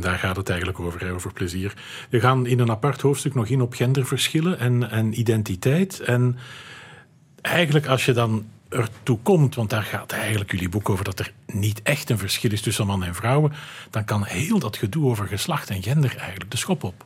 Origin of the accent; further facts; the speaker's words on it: Flanders, Belgium; Bij ons in Vlaanderen